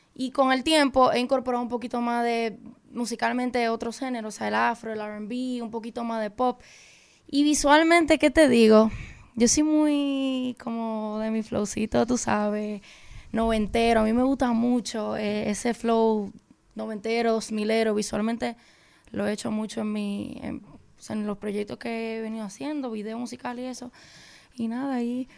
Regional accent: Dominican Republic; porque es mi país

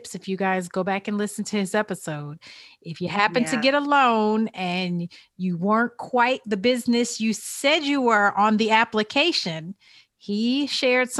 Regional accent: Illinois, United States; now in Georgia, United States; my hometown of Illinois

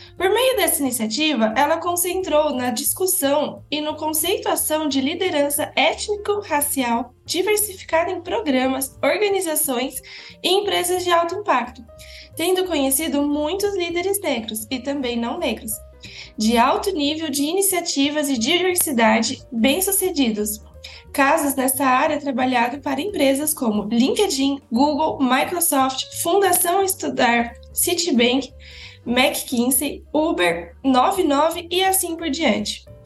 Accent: Araraquara, São Paulo, Brazil; sou de Araraquara, do interior de São Paulo

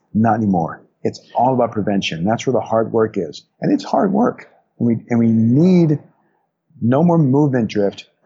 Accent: New Orleans, Louisiana, United States; a childhood growing up outside New Orleans in Louisiana

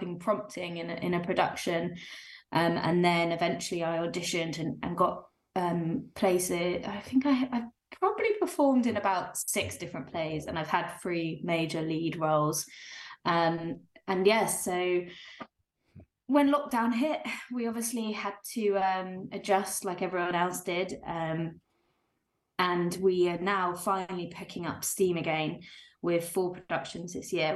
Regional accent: the South Coast, South East England, United Kingdom; moved away as an adult; now in Leeds, United Kingdom; As you maybe can tell from my accent, I'm not from around here. I'm from the South Coast

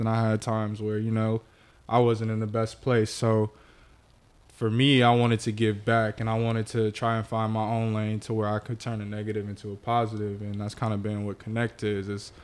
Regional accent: Carson, California, United States; I'm from Carson. Carson, okay. California

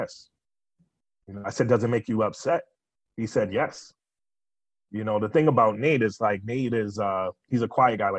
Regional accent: Boston, Massachusetts, United States; I grew up in Boston

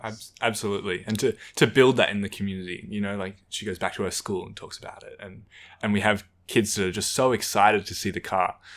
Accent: Canberra, Australian Capital Territory, Australia; growing up in Canberra, you know, a lot of the community is around the school.

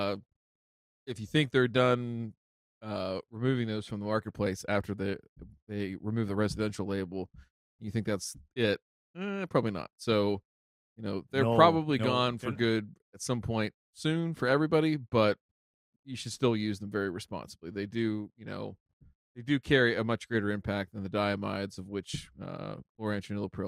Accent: Canada; here in Canada, Matt, because, you know, we're all Canadian up here.

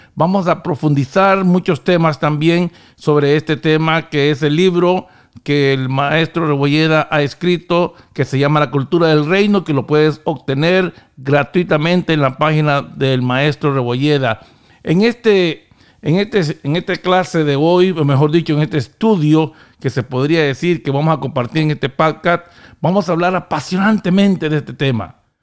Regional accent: Honduras; now in United States; yo venía con la cultura hondureña

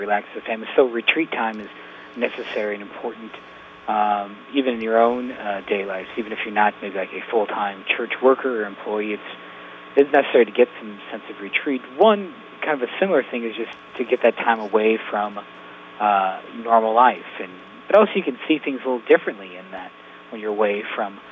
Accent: Yankton, South Dakota, United States; Bob Winter's basketball camp in Yankton, I used to go to growing up because it was in Yankton, and I'm from Yankton.

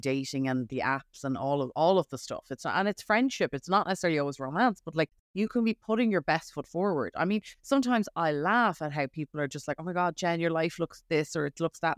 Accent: Ireland; moved away as an adult; now in New York, United States; I'm from Ireland

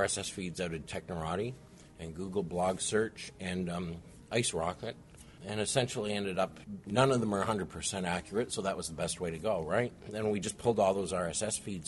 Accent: Canada; moved away as an adult; also born or lived in St. Louis / New York / Ottawa; now in Austin, United States; I was born and raised in Canada, went to university in Canada

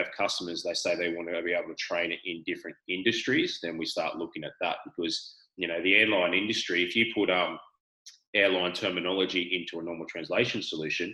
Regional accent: Australia; accent: Australian; I'm speaking Australian

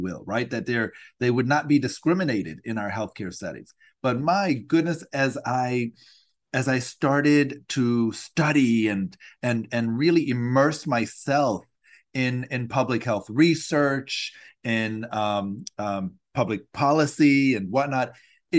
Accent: Nebraska, United States; I'm originally from Nebraska

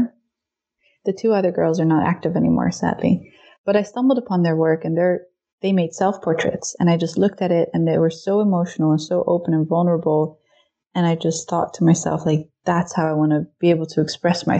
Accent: Netherlands; now in Berlin, Germany; I am originally from the Netherlands, but I currently live in Berlin, Germany.

